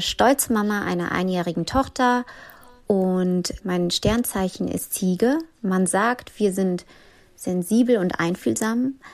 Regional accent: Koblenz, Rhineland-Palatinate, Germany; now in Frankfurt am Main, Germany; Ich arbeite und lebe in Frankfurt am Main, bin aber gebürtig aus Koblenz am Rhein.

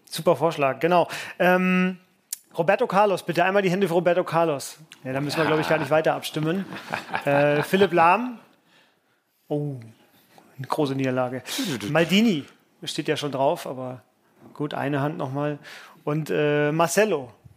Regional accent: Franconia, Bavaria, Germany; als gebürtiger Franke

